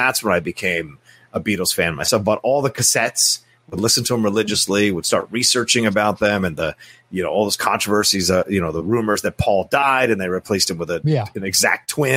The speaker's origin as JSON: {"language": "English", "region": "Virginia", "country": "United States", "tie": "born or raised there", "said": "I was born in Virginia and raised in Virginia"}